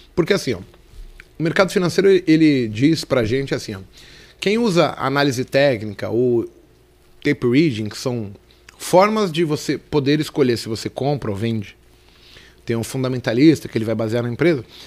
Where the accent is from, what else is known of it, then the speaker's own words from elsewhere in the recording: São Paulo, Brazil; also born or lived in Brasilândia, São Paulo; Eu sou um cara que nasci na Vila Nova Cachoeirinha, São Paulo